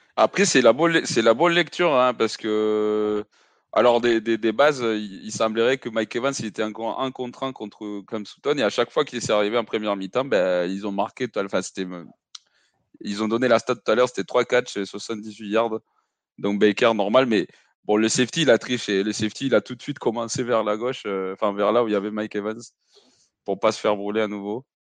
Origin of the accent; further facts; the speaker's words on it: Mexico City, Mexico; moved away; Mexico, je, suis né, j'ai grandi là-bas